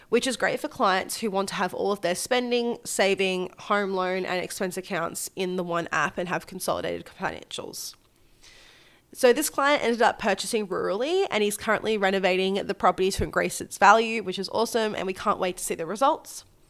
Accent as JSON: {"language": "English", "town": "Gold Coast", "region": "Queensland", "country": "Australia", "tie": "born or raised there", "said": "my hometown of the sunny Gold Coast"}